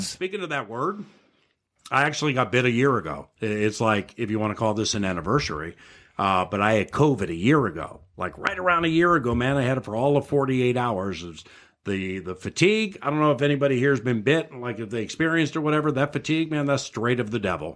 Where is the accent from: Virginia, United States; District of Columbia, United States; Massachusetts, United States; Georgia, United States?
District of Columbia, United States; Washington; moved away; also born or lived in San Francisco / Los Angeles; I grew up in Washington, D C